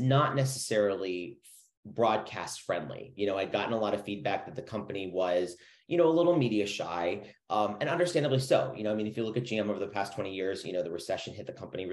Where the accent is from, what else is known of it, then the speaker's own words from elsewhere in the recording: Chicago, Illinois, United States; moved away; I'm originally from Chicago, so I kind of understood that Midwest mentality